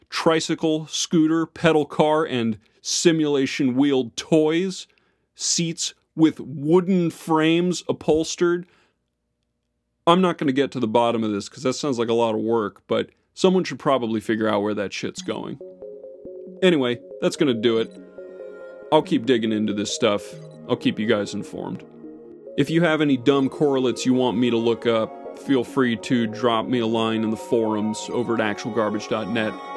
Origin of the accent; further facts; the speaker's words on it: Florida, United States; my hometown, Florida